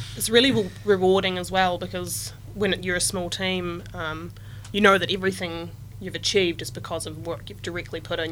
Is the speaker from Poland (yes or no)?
no; Southland, New Zealand; I grew up on a farm as well in Southland.